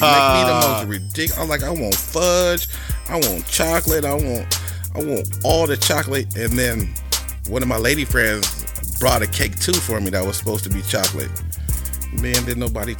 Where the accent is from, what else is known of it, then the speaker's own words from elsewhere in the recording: Long Beach, California, United States; I'm from Long Beach